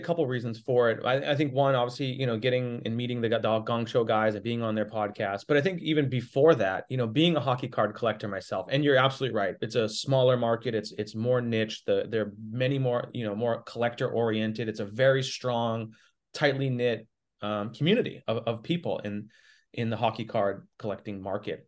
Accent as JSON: {"language": "English", "town": "Boston", "region": "Massachusetts", "country": "United States", "moved": "yes", "said": "I'm from Boston originally"}